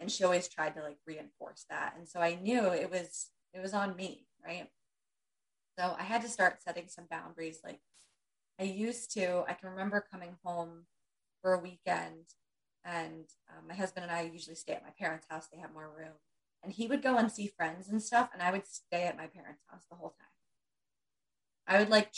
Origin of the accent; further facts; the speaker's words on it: Pennsylvania, United States; moved away as an adult; now in New Jersey, United States; we're in New Jersey now. We grew up in Pennsylvania